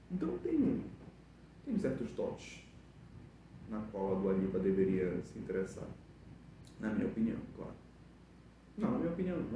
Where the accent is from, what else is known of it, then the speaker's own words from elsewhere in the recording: Belém, Pará, Brazil; born there; ela tem cara daqui que nasceu aqui em Belém e eu nasci aqui em Belém, né?